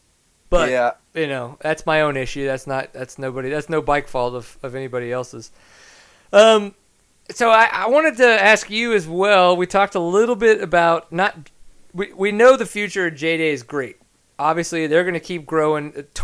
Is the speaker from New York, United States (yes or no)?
no; Texas, United States; I'm obviously a Texan.